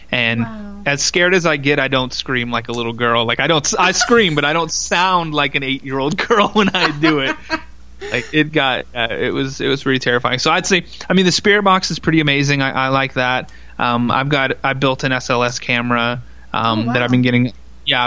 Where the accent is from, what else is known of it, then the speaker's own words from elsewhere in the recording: Texas, United States; I grew up in Texas